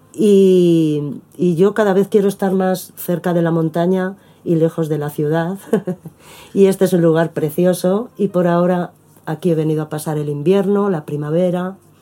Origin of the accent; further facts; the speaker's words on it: Madrid, Community of Madrid, Spain; moved away as an adult; also born or lived in Buenos Aires, Argentina; now in Argentina; yo me crié en Madrid